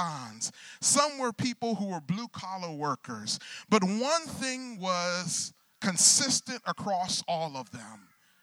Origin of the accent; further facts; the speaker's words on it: Michigan, United States; I grew up in the Michigan area